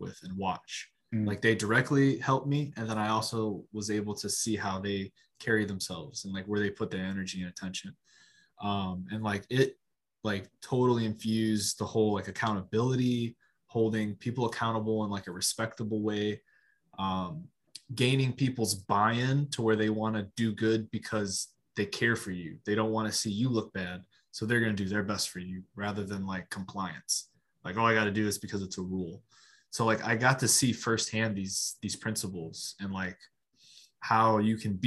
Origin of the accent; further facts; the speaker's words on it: Lorain, Ohio, United States; My hometown is Lorain, Ohio